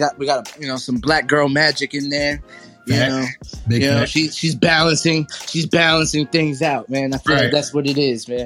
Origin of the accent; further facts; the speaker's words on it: New Jersey, United States; I grew up in North Jersey.